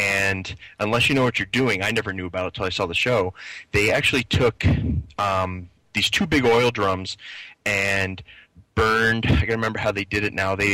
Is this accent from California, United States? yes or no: no; Philadelphia, Pennsylvania, United States; I'm from I'm from the Philadelphia area